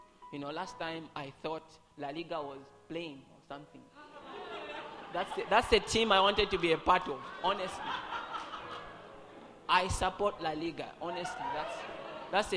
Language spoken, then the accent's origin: English; Kasama, Northern Province, Zambia; moved away; I was from Kasama